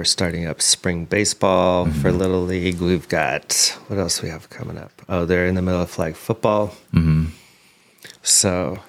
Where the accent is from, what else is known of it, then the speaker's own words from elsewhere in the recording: Oklahoma, United States; moved away as an adult; also born or lived in Los Angeles / San Francisco; I'm from Oklahoma originally. I think you know that. Yeah. And I had worked on some stuff out there for a little while and then moved out to LA in the 90s.